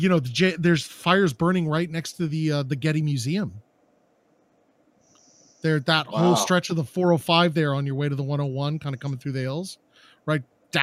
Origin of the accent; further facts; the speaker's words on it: Westlake Village, California, United States; right there, basically on the line of LA and Ventura County, is a town called Westlake Village. And I grew up in Westlake for many years.